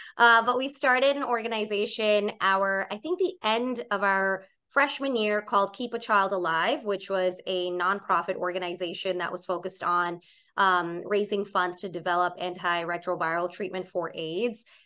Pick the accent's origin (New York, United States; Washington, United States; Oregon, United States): New York, United States; New York City; also born or lived in Boston; I'm born and raised in Staten Island, New York